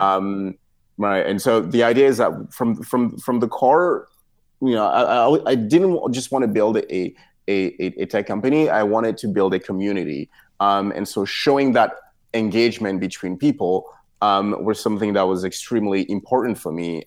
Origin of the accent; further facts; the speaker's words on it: Cameroon; moved away as an adult; now in United States; I was born in Cameroon, and then I spent some years there and then moved to the United States to, to, to, to go to college.